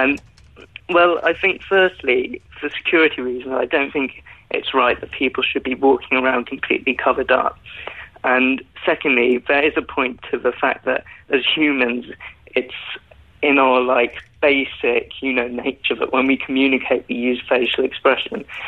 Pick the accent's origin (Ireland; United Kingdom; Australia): United Kingdom; London; I'm 21 years old. I'm from Northwest London.